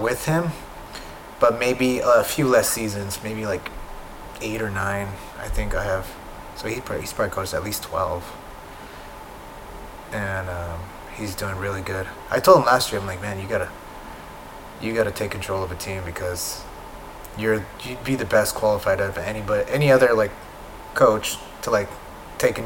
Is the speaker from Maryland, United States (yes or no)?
no; San Diego, California, United States; I'm from San Diego